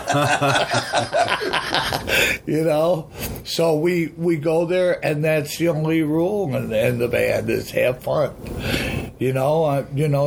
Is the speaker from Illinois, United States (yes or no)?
yes; Chicago, Illinois, United States; moved away as an adult; also born or lived in Los Angeles / Hawaii; I was kind of missing my hometown